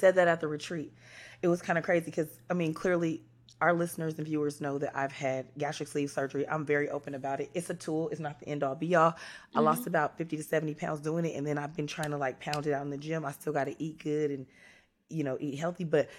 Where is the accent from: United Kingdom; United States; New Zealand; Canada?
United States; California; And I was raised in California by a man from Mississippi and a woman from Texas.